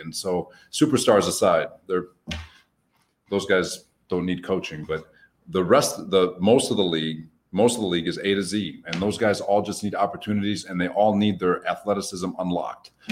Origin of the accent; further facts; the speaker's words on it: Dearborn, Michigan, United States; Dearborn, uh, which is a specific city, it's just a suburb outside of Detroit